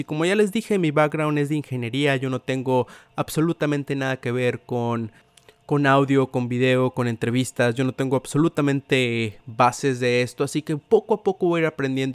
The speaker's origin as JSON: {"language": "Spanish", "town": "Tampico", "region": "Tamaulipas", "country": "Mexico", "tie": "born or raised there", "said": "soy originario de Tampico, Tamaulipas"}